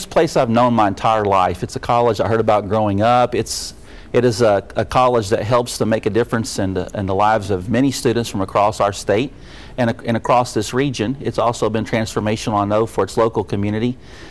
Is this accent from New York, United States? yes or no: no; Whitley County, Kentucky, United States; moved away; I grew up in Kinsey-Holler, Kentucky, South Whitley County, just across the border from Jellicoe, Tennessee.